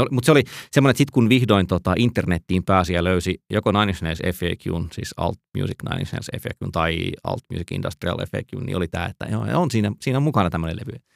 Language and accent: Finnish; Joensuu, North Karelia, Finland; mä oon siis kotoisin Joensuusta